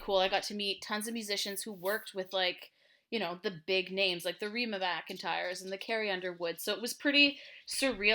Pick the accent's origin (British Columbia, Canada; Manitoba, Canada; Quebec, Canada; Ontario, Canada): Ontario, Canada; Ottawa; also born or lived in Montreal; we moved to Ottawa, um, when I was pretty young